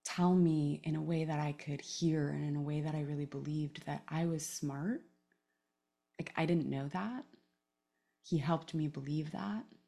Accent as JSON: {"language": "English", "town": "Palo Alto", "region": "California", "country": "United States", "tie": "born or raised there", "also_born_or_lived": "Oakland", "said": "I grew up in, uh, Palo Alto mostly. I was born actually in Oakland and lived there for the first few years of my life, but grew up in Palo Alto in the nineties"}